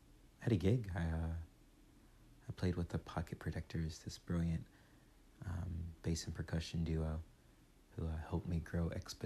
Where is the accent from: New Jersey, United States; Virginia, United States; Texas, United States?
Virginia, United States; born or raised there; now in Columbus, United States